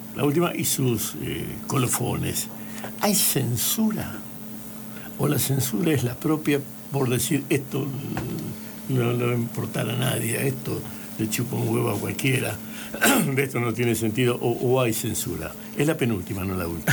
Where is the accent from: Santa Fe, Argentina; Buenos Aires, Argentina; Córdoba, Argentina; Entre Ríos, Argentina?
Santa Fe, Argentina; Barrancas; moved away; also born or lived in Puerto Gaboto; Yo soy nacido y criado, no, soy nacido en Barrancas